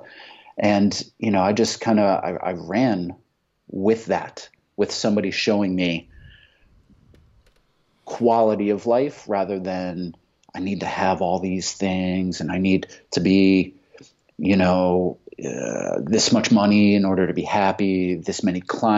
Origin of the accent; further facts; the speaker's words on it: Fairfield, Connecticut, United States; Connecticut, in this fucking place called Fairfield, Connecticut